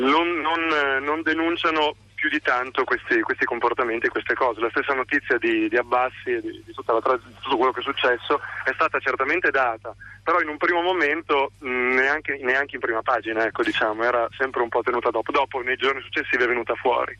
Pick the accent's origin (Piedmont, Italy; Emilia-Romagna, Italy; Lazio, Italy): Emilia-Romagna, Italy; Parma; qui a Parma, io sono di Parma